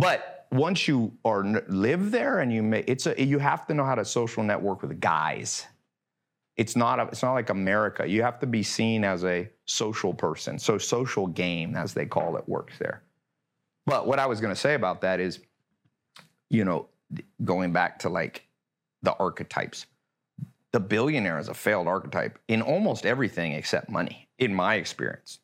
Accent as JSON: {"language": "English", "town": "Long Beach", "region": "California", "country": "United States", "tie": "born or raised there", "also_born_or_lived": "North Carolina / Hollywood Hills, Los Angeles", "lives_now": "Los Angeles, United States", "said": "I was born in Long Beach"}